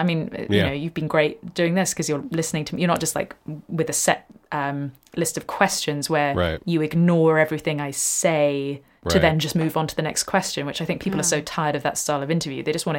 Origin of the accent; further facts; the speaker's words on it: England, United Kingdom; moved away; I'm too English